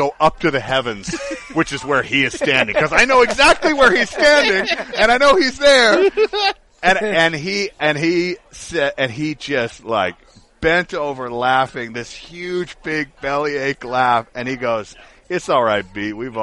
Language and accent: English; Atlanta, Georgia, United States; moved away; I'm originally from Atlanta